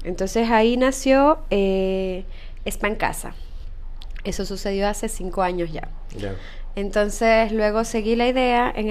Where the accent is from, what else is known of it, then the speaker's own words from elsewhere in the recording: Ecuador; moved away as an adult; now in Chile; Soy de Ecuador, correcto, sí.